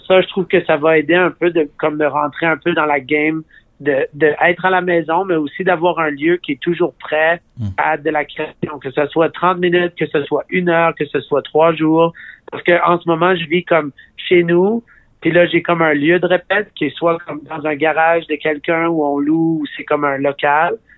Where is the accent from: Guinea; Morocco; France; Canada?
Canada; Regina, Saskatchewan; j'ai grandi à Regina